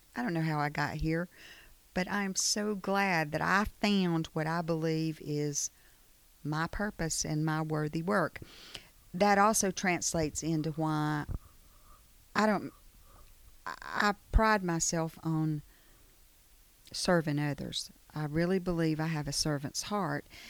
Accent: Chilton County, Alabama, United States; also born or lived in Prattville, Alabama; I grew up in Chilton County.

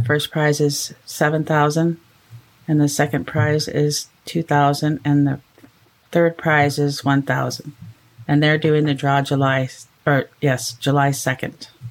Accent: Thessalon First Nation, Ontario, Canada; I am from Thessalon First Nation

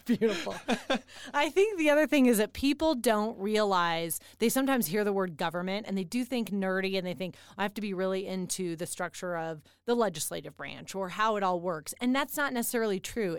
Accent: Denver, Colorado, United States; now in Colorado Springs, United States; I'm from, um, the Denver area

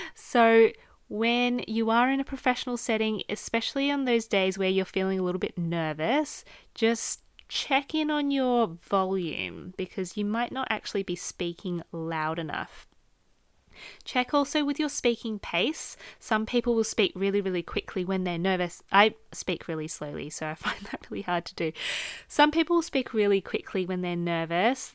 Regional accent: Australia; accent: Australian; I am Australian, so my natural inflections, just based on my accent

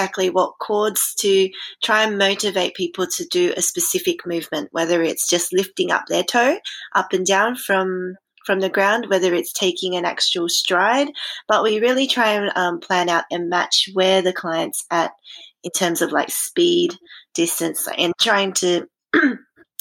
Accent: Australia; accent: Australian; I'm sure you can tell from my accent, I'm from Australia

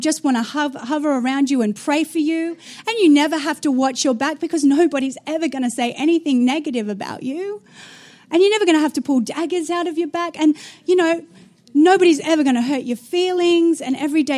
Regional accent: Australia; moved away as an adult; also born or lived in New Zealand; I was born in Australia, got married at 17, moved to the nation of New Zealand to become a youth pastor

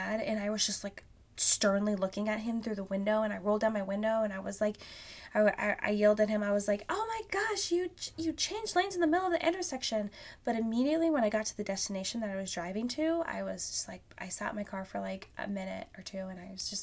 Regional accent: Alaska, United States; now in Vancouver, Washington, United States; I grew up in Alaska

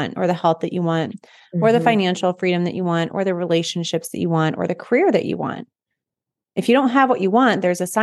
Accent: North Platte, Nebraska, United States; I grew up in North Platte, Nebraska, so it's a mm-hmm. big railroad town.

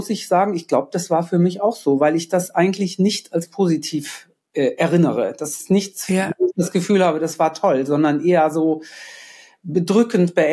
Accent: Germany; also born or lived in Copenhagen, Denmark / India; Ja, ich bin Deutsche, aber meine Mutter ist Dänin und mein Vater ah. ist Deutscher und das, das war dann immer klar Deutsch.

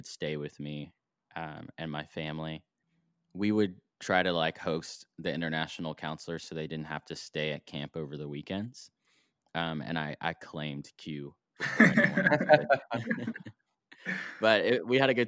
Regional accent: United States; me being American

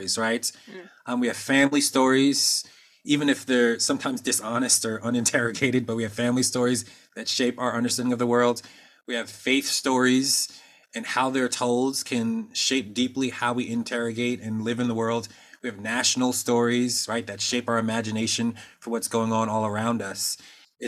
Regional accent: Norristown, Pennsylvania, United States; I grew up in Norristown, Pennsylvania

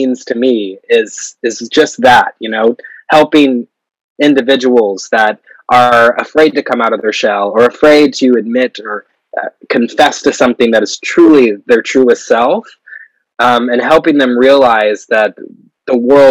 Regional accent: Missouri, United States; born or raised there; now in New York, United States

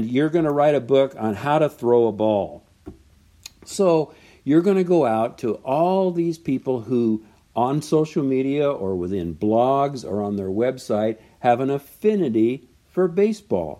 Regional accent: Southern California, United States; I'm from Southern California

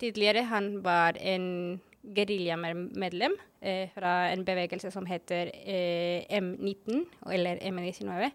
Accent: Bogotá, Colombia; Norwegian is a second language; moved away as an adult; also born or lived in Barcelona, Spain / Bergen, Norway; now in Oslo, Norway; jeg kommer opprinnelig fra Colombia. Eh, fra Colombias hovedstad, som er nemlig Bogotá

